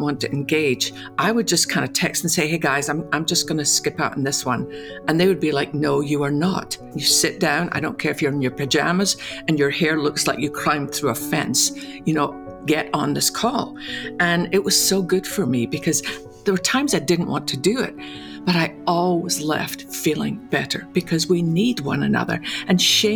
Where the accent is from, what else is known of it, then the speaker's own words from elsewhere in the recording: Scotland, United Kingdom; Growing up in Scotland